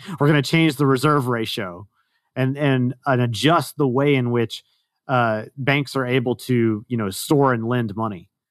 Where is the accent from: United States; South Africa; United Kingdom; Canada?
United States; Texas; moved away; I am originally a Texan